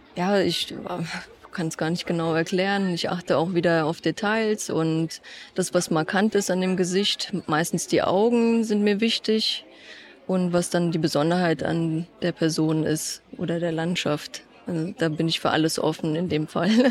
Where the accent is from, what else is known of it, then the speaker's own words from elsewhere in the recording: Eschborn, Hesse, Germany; Alles, was in Eschborn entstanden ist, ist mein Heimatort.